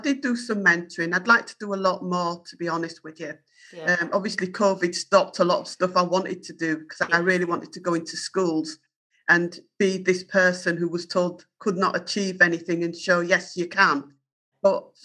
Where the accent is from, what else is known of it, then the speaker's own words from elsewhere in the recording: Yorkshire and the Humber, United Kingdom; accent: Yorkshire; my Yorkshire accent